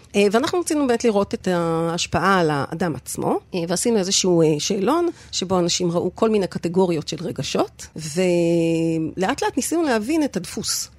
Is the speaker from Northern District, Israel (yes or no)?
yes; Sde Ilan, Northern District, Israel; גדלתי במושב, ליד רפתות